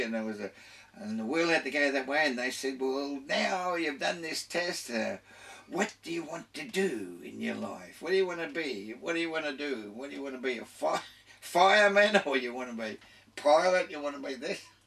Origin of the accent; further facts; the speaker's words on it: Carlton, Australia; also born or lived in Kings Cross, Sydney / Glebe, Sydney; my earliest recollections is that in our house in 7 Westbourne Street, Carlton, I was born in King's Cross up here, lived in Glebe for a while, but I don't remember that. I remember getting to Carlton